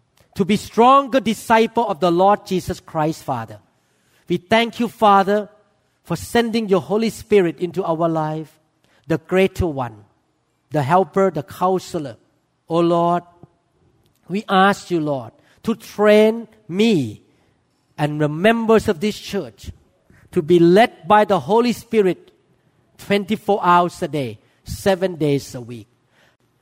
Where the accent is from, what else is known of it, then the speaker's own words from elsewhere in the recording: Thailand; moved away; I used to worship elephant God because I was growing up in Thailand